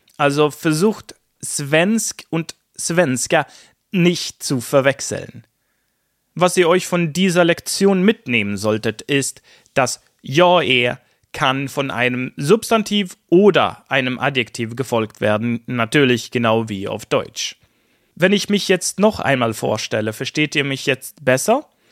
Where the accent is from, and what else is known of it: Sweden